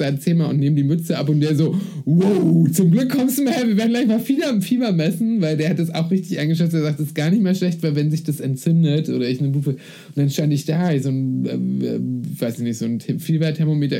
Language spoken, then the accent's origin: German; eastern Germany, Germany; now in Berlin, Germany; Ich komme aus dem Osten